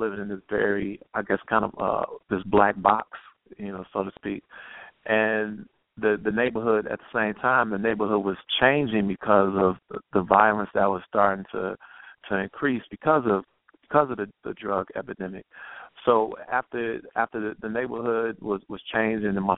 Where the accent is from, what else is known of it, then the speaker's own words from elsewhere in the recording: Chicago, Illinois, United States; I grew up on the South Side on 87 in Winchester